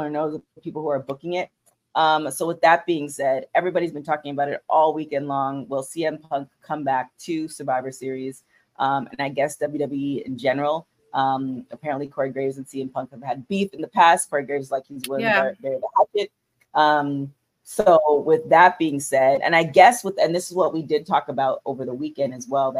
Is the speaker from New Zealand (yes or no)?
no; Canada; I'm Canadian, so Thanksgiving is in October